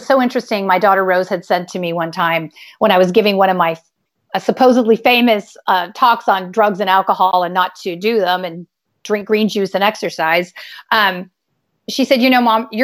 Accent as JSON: {"language": "English", "region": "California", "country": "United States", "tie": "born or raised there", "said": "I grew up in California"}